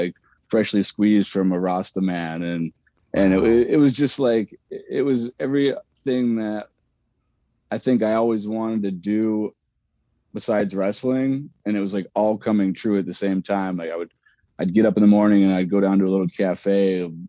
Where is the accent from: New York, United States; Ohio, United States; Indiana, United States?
Ohio, United States; Cleveland; I grew up in Cleveland, so I went to Niagara Falls and Windsor and stuff like